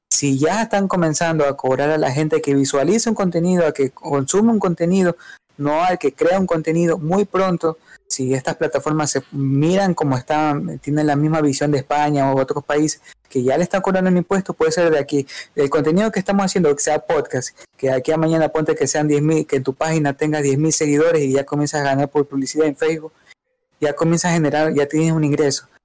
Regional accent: Ecuador; Así que somos ecuatorianos

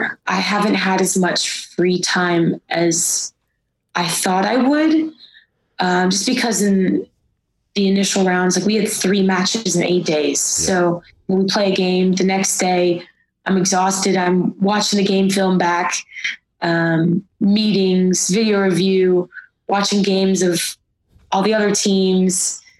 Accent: Cincinnati, Ohio, United States; Yeah. Cincinnati, Ohio.

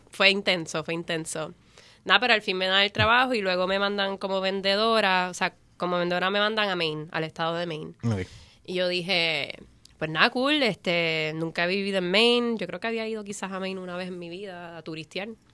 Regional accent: Puerto Rico; yo me crié en Coupe, en mm. la calle Paraná

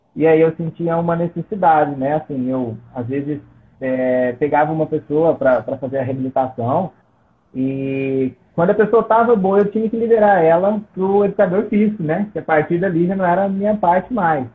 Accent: Nova Serrana, Minas Gerais, Brazil; Eu sou de Nova Serrana, é uma cidade do interior de Minas.

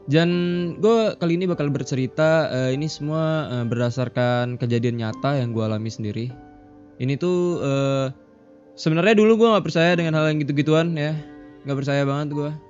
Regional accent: Batam, Riau Islands, Indonesia; gue kebetulan juga orang Batam

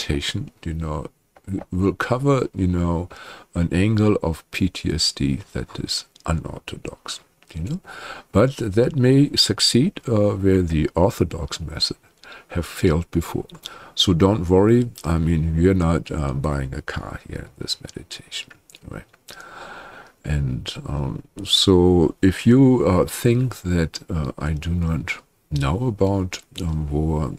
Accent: Germany; I'm from Germany

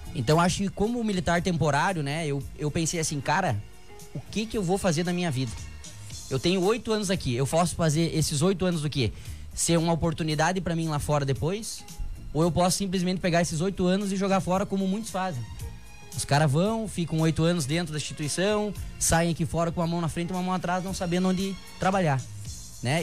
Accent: Santa Rosa, Rio Grande do Sul, Brazil; sou natural aqui de Santa Rosa

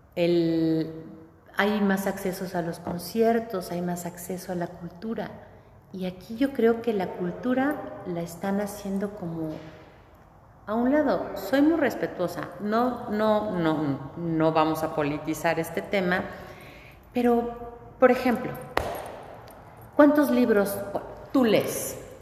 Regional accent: Mexico; nosotros somos los mexicanos, con nuestras raíces.

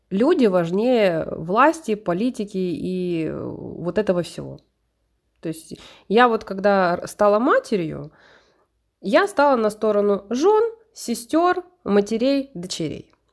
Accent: Poltava, Poltava Oblast, Ukraine; Но я родилась в Полтаве. На данном этапе это Украина. Я украинка.

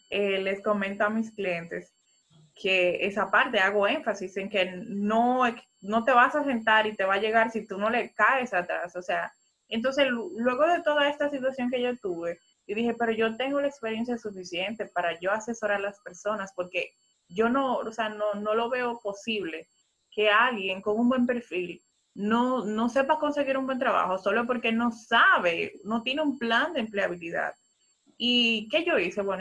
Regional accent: Santo Domingo, Distrito Nacional, Dominican Republic; yo, soy de Santo Domingo

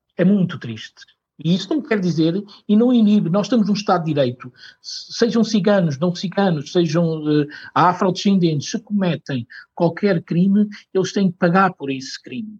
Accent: Portugal; eu sou português, tenho muito orgulho de eu ser

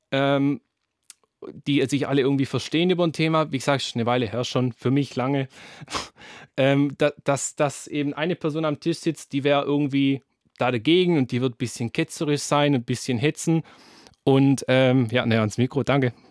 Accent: Baden-Württemberg, Germany; accent: Swabian; Ja, man hört es, ich bin Schwabe.

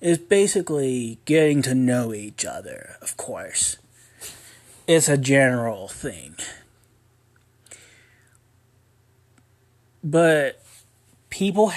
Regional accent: Ogden, Utah, United States; also born or lived in Spartanburg, South Carolina; grew up. In Ogden, Utah

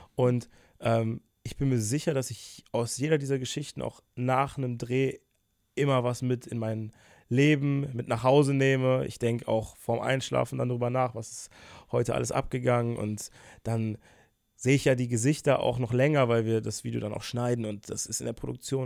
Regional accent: Bonn, North Rhine-Westphalia, Germany; moved away as an adult; now in Cologne, Germany; Ich bin 23, in Bonn geboren. Jetzt vor einem Jahr bin ich nach Köln gezogen

